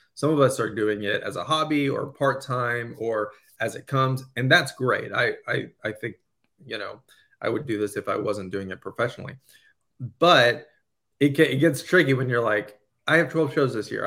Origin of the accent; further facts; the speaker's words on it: Louisiana, United States; growing up in Louisiana